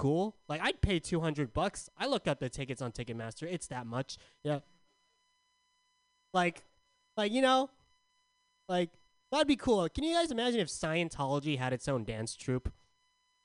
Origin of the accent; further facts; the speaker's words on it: San Diego, California, United States; I'm from San Diego.